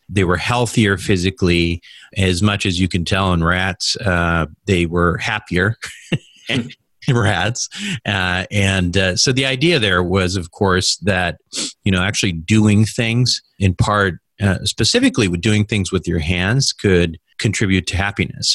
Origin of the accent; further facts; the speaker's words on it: Minnesota, United States; moved away as an adult; also born or lived in Michigan / San Francisco / Chicago; born and raised in Minnesota